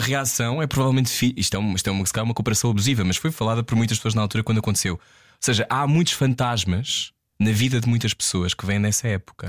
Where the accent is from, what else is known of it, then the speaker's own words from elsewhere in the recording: Lisbon, Portugal; eu nasci em Lisboa, eu estive sempre no centro das coisas.